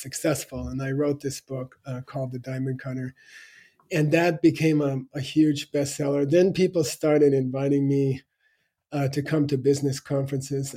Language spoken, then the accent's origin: English; Arizona, United States; I grew up in Arizona in a you know normal high school